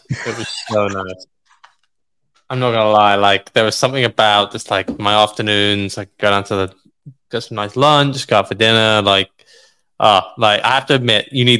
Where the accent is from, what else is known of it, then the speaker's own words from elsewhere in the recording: London, United Kingdom; I was born in London, man.